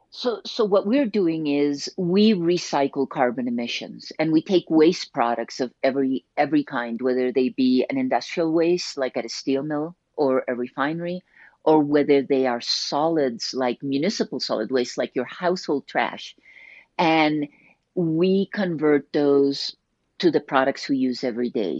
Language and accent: English; Colombia; moved away; I grew up in Colombia